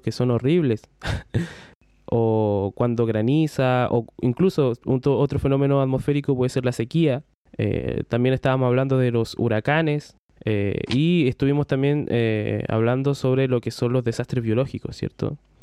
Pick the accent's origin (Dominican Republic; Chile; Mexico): Chile; somos todos de Chile aquí, eh, los que nos estén escuchando, eh, somos todos chilenos